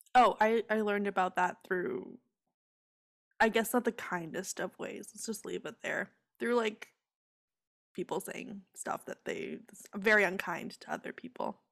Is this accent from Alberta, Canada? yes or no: no; Ontario, Canada; I grew up in Ontario